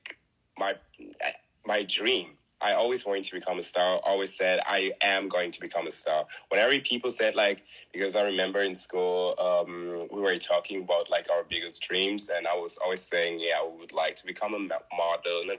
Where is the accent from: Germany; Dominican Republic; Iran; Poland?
Germany; I was born in Germany, born and raised in Germany. My parents are from Congo, so I'm Congolese.